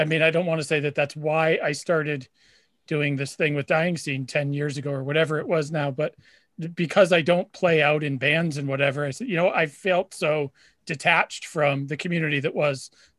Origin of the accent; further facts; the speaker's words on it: Nashua, New Hampshire, United States; moved away as an adult; now in Wakefield, Massachusetts, United States; I born and raised in Nashua. My parents still live there. I live in Wakefield, Massachusetts now, but but at least Nashua was sort of a city.